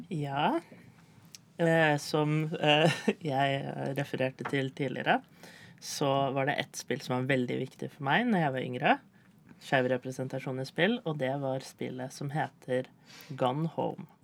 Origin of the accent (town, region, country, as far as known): Tønsberg, Vestfold, Norway